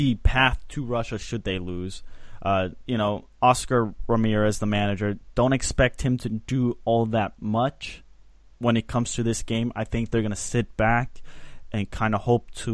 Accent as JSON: {"language": "English", "country": "Switzerland", "said": "my home country of Switzerland."}